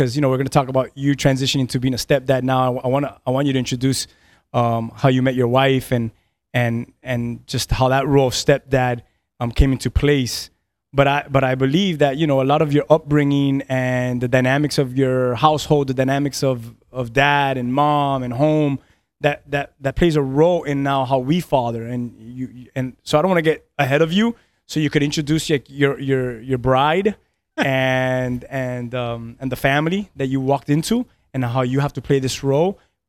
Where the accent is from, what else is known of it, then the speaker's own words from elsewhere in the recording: Key West, Florida, United States; And I was born in Key West, and I think my dad started living in Key West when he was 12 years old from Cuba. My mom was born in Key West, and so my whole family, my cousins, everyone.